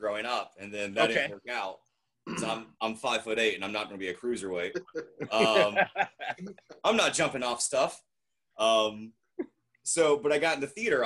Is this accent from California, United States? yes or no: no; Greenville, North Carolina, United States; I'm from the Greenville, Washington area